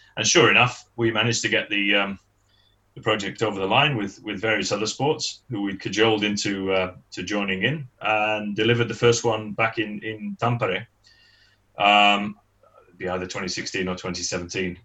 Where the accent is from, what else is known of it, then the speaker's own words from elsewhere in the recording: Manchester, North West England, United Kingdom; moved away as an adult; now in Finland; I'm originally from Manchester back then, but um, having moved here in uh, in '88 on, on, a permanent basis